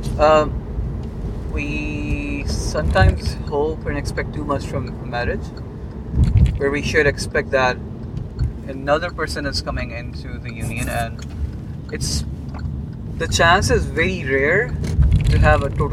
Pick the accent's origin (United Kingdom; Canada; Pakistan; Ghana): Pakistan; moved away as an adult; now in United States; I'm from Pakistan